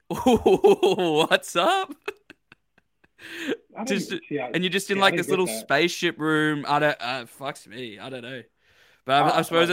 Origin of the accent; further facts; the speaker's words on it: Brisbane, Queensland, Australia; I'm from Brizzy